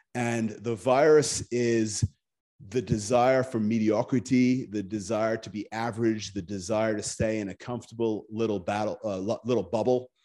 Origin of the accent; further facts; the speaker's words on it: Scotland, United Kingdom; moved away as an adult; also born or lived in Japan; I grew up in Scotland.